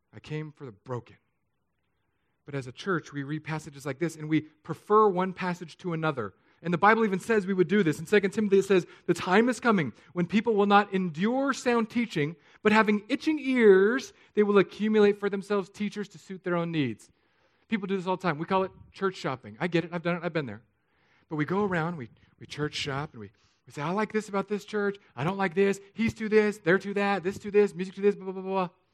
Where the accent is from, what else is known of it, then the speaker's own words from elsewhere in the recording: San Diego, California, United States; also born or lived in Hawaii; now in Florida, United States; I grew up in San Diego, I lived in Hawaii, and now Florida